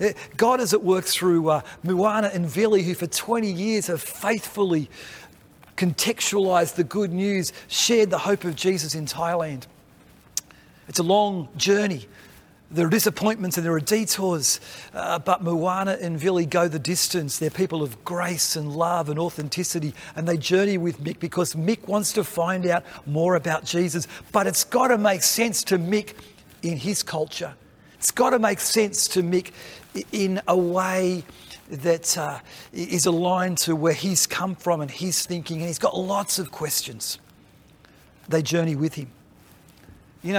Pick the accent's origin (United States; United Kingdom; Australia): Australia; we partner together as Australian Baptists